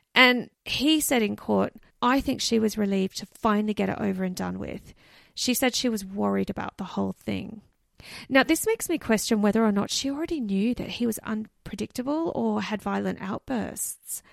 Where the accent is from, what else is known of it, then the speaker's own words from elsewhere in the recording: Canberra, Australian Capital Territory, Australia; my hometown, Canberra.